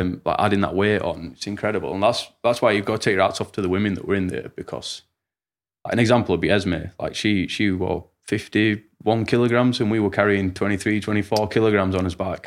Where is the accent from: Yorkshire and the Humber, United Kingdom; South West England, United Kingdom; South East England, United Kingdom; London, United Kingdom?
Yorkshire and the Humber, United Kingdom; Rotherham; I'm from Rotherham